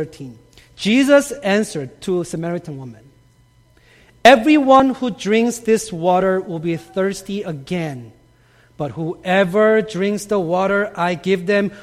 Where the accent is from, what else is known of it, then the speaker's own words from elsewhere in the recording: South Korea; moved away; I grew up in Korea, and growing up in Korea, I had some very interesting experiences with living water